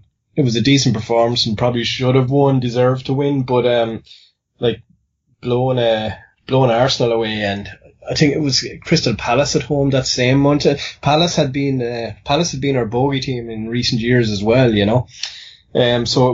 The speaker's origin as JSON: {"language": "English", "country": "Ireland", "accent": "Irish", "said": "based on my accent. I'm Irish"}